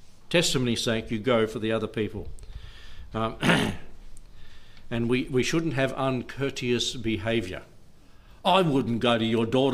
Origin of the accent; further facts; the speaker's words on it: Australia; I'm an Aussie kid